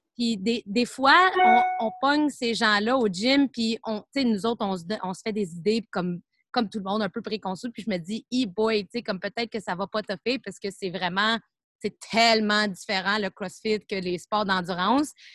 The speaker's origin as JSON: {"language": "French", "town": "Montreal", "region": "Quebec", "country": "Canada", "said": "je viens de Montréal"}